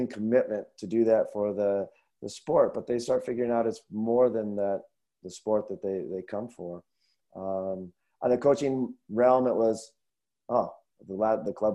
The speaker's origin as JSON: {"language": "English", "region": "Northwest", "country": "United States", "moved": "yes", "lives_now": "Minnesota, United States", "said": "I'm from Northwest"}